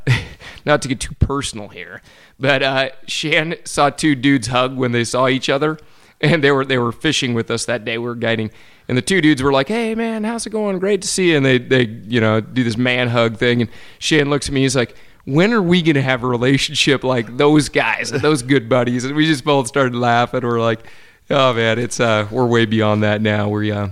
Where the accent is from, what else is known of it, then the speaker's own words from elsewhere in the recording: Western Washington, United States; I grew up in Western Washington, which is on one side of the Cascade